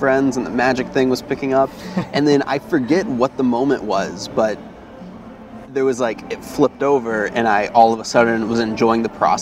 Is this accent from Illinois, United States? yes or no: no; Tallahassee, Florida, United States; also born or lived in Pensacola, Florida; now in New York, United States; I sort of considered Tallahassee my hometown. It's where I really lived the majority of my life.